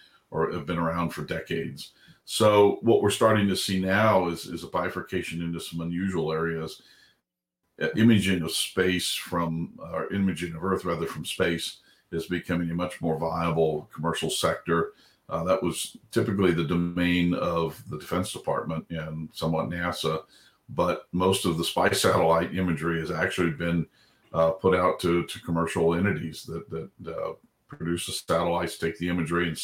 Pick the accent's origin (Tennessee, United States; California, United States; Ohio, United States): California, United States; Southern; I grew up in a little sleepy town in Southern California